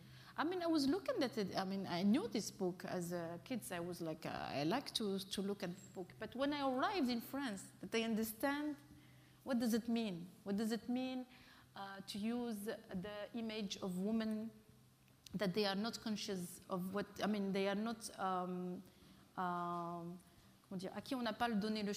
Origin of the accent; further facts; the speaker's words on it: Bahrain; I came from Bahrain when I was, with the, I met other artists from Palestine, and actually I spent 1 month in Palestine.